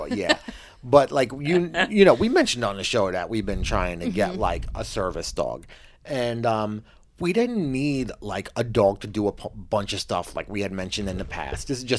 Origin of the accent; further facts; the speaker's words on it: Long Island, New York, United States; now in New York City, United States; when I grew up on Long Island